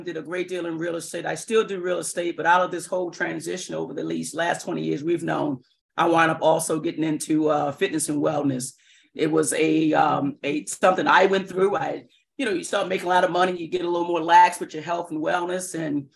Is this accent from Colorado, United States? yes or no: no; Baltimore, Maryland, United States; born and raised in Baltimore City.